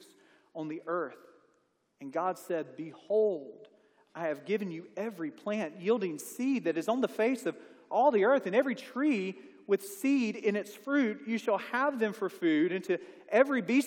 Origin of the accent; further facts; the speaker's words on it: Mississippi, United States; moved away as an adult; now in Alabama, United States; I'm from Mississippi